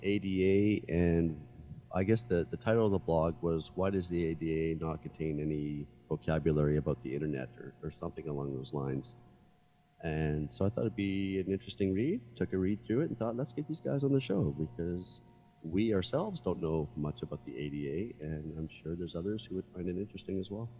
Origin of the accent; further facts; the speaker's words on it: Canada; being a Canadian